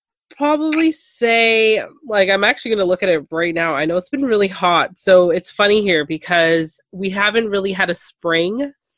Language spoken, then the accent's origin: English; Toronto, Ontario, Canada; I'm from Toronto, Canada.